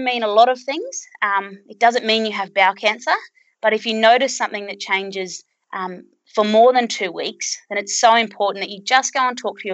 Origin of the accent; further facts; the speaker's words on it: Birdsville, Queensland, Australia; my hometown of Birdsville